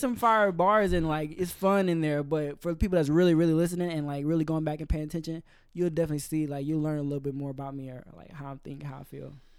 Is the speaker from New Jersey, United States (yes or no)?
no; Georgia, United States; moved away as an adult; also born or lived in Carbondale, Illinois, United States; now in Orlando, United States; I was born in Illinois, but I lived in Georgia f, between, like, fifth grade all the way up until I graduated